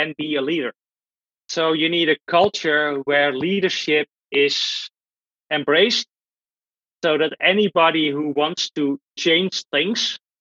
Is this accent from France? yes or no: no; Netherlands; I'm from the Netherlands